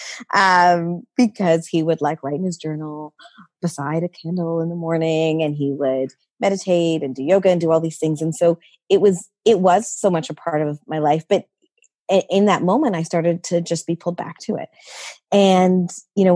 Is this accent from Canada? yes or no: yes; Canada; I'm the child of parents from India, you know, born and raised in Canada